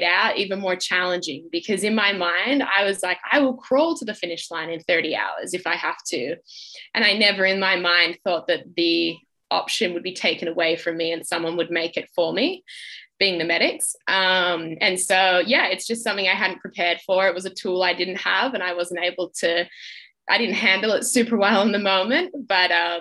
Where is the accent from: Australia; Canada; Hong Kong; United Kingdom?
Australia; being Australian